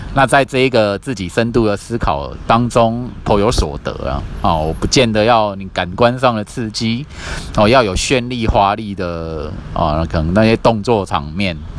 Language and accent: Chinese; Kaohsiung, Taiwan; 我的家乡高雄市